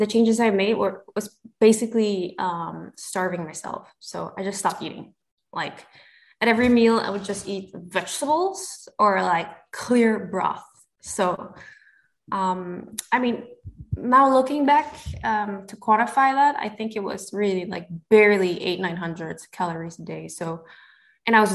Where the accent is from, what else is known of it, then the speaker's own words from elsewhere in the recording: Singapore; moved away as an adult; now in Belgium; I was born and bred in Singapore